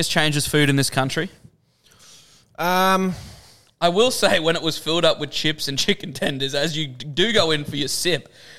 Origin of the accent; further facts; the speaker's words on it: Australia; I'm an Australian.